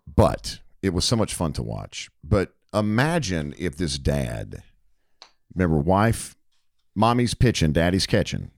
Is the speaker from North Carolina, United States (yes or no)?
yes; Hickory, North Carolina, United States; worked at a A M Country station in my hometown of Hickory, North Carolina.